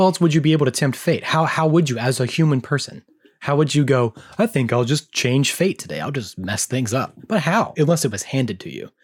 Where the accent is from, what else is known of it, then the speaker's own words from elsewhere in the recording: American South, United States; we're from the American South